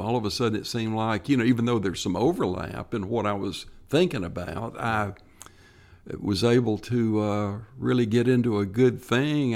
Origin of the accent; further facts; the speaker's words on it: Tennessee, United States; stay in my home state and work for state parks